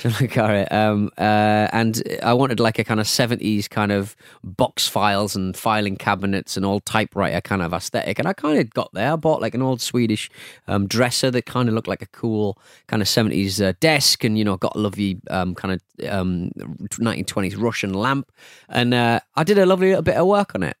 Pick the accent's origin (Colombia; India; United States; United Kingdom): United Kingdom; Hartlepool, North East England; my hometown of Hartlepool